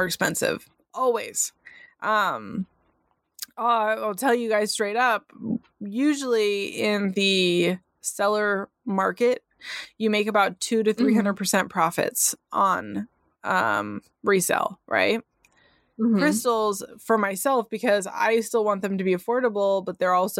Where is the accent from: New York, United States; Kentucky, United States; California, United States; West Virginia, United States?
California, United States; first language English; I'm from California